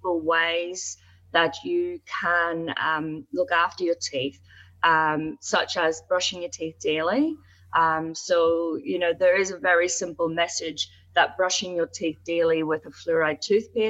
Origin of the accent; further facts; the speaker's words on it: Ireland; also born or lived in United Kingdom; I'm from Ireland, as you know, and I did work in the UK